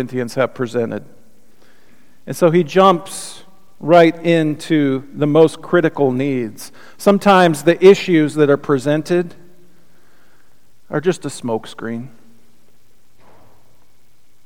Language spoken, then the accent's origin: English; United States; the churches that I grew up here with in the United States